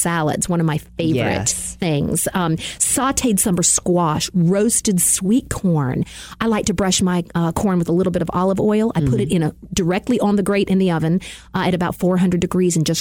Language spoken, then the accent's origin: English; the South, United States; I was from the South